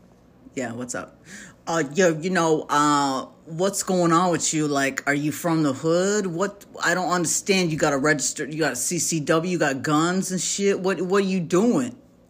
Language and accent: English; Chillicothe, Ohio, United States; also born or lived in Piqua; You know, I was born in Miami County, which is in Ohio. It's in Piqua, Ohio. And we moved in third grade to Chillicothe